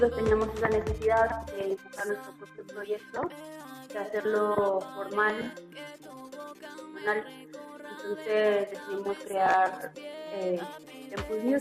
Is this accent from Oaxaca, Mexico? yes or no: no; Mexico City, Mexico; Yo soy de aquí, de Ciudad de México. Específicamente, este, nací en el barrio de Tacubaya.